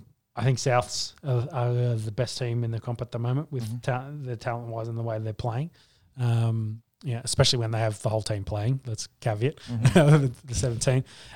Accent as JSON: {"language": "English", "region": "Queensland", "country": "Australia"}